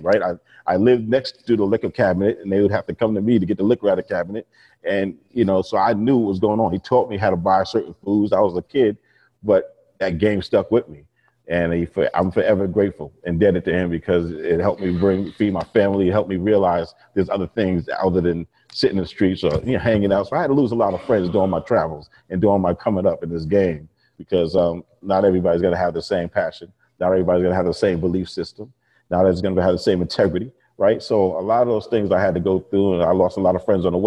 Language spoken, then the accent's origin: English; New York and Long Island, United States; born or raised there